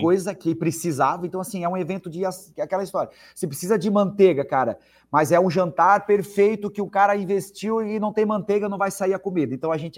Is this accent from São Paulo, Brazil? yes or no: no; Blumenau, Santa Catarina, Brazil; also born or lived in Curitiba; sou de Blumenau, fui morar lá, mas já voltei